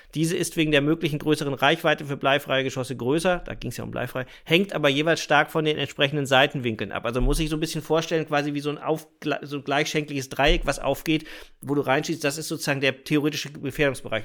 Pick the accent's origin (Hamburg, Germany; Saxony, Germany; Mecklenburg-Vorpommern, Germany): Mecklenburg-Vorpommern, Germany; bei uns in Mecklenburg-Vorpommern